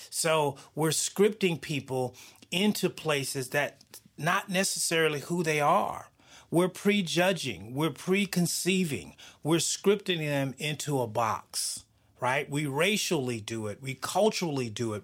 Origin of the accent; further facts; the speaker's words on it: the South, United States; I grew up in the South